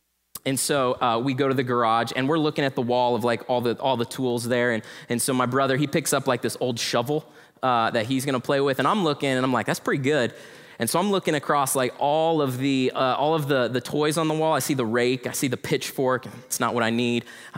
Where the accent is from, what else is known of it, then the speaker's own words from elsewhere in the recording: Denver, Colorado, United States; born there; And so I was born in Denver, Colorado. Anyone else from Denver here? Yes, my people, I love you.